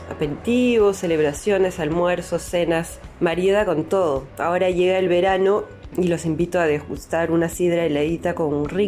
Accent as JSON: {"language": "Spanish", "region": "Brittany", "country": "France", "tie": "born or raised there", "moved": "as an adult", "lives_now": "Peru", "said": "mi pueblo de infancia en la región de Bretaña, en Francia, donde he crecido tomando sidra."}